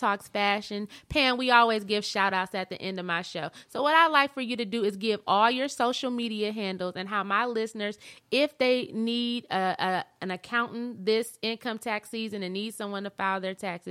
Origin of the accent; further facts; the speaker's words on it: Flint, Michigan, United States; now in Texas, United States; We're from Flint